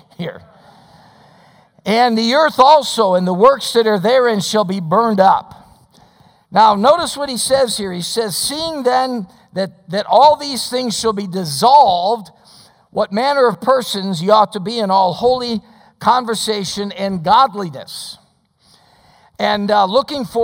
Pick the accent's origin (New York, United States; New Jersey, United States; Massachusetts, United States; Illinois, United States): Illinois, United States; Chicago; moved away; I was born in Chicago and raised in the suburbs